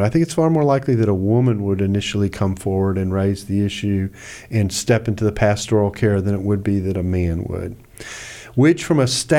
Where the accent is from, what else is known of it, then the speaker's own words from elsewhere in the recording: the South, United States; I'm from the South